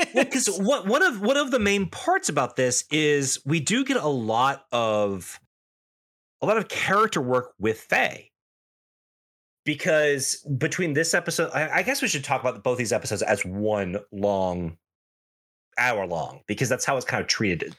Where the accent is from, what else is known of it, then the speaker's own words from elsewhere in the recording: United States; especially as an American viewer